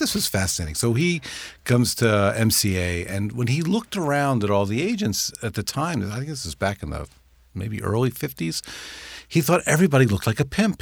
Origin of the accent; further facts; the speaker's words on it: New York, United States; I grew up in New York